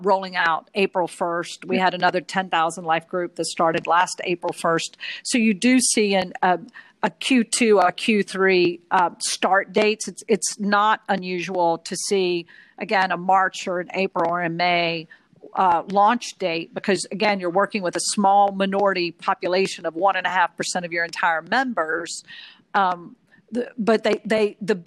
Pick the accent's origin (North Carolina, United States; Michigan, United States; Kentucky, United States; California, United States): North Carolina, United States; Hickory; accent: Southern; now in New York, United States; I was born and raised in Hickory, North Carolina, and still have family there